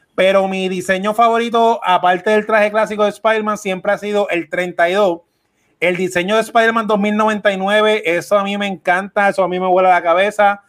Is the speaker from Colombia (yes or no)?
no; Puerto Rico; nosotros somos boricuas